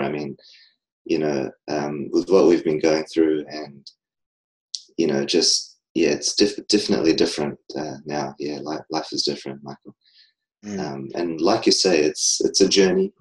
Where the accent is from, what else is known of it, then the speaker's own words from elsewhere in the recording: New Zealand; I'm from New Zealand